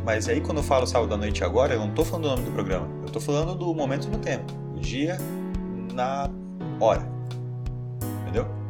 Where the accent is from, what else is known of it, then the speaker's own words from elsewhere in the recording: Brazil; não sei falar francês, sou brasileiro